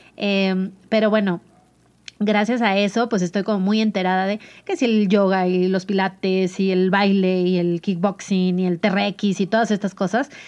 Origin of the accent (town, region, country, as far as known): Mazatlán, Sinaloa, Mexico; born or raised there; moved away as an adult; now in Mexico City, Mexico